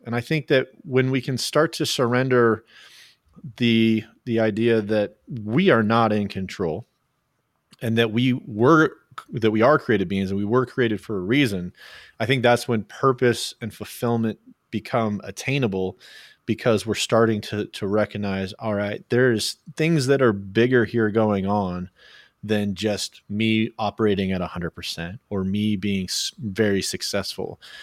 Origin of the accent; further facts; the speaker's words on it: Oklahoma, United States; I was born in Oklahoma